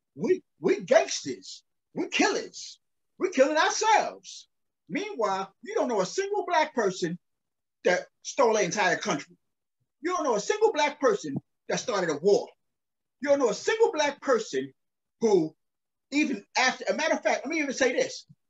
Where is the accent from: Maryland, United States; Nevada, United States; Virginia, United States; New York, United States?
New York, United States; New York City; also born or lived in Brownsville, Brooklyn, New York; I grew up in uh South Jamaica, Queens, New York